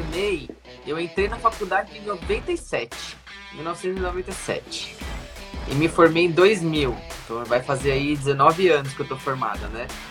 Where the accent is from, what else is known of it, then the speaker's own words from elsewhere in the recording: São Paulo, Brazil; Eu nasci em São Paulo, né, sempre morei aqui.